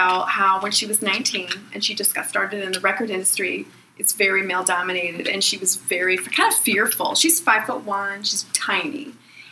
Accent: Pittsburgh, Pennsylvania, United States; I'm from Pittsburgh

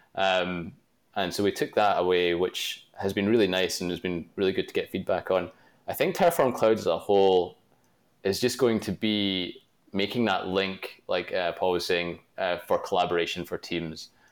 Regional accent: Glasgow, Scotland, United Kingdom; I'm from Glasgow, Scotland, which is not really known for its pizza

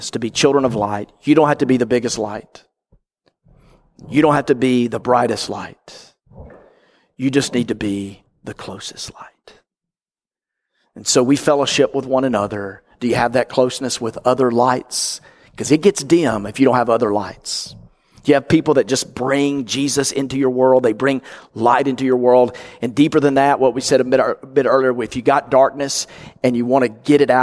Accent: North Mississippi, United States; grew up in Mississippi, like I did, North Mississippi

